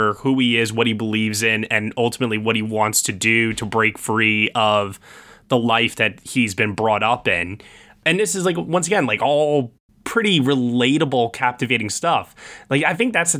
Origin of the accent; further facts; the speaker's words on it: Long Island, New York, United States; I grew up on Long Island in the suburbs